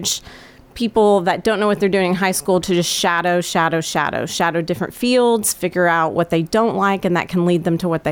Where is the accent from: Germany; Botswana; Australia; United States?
United States; Murfreesboro, Tennessee; I was born in Murfreesboro and played soccer at Riverdale, graduated in 1998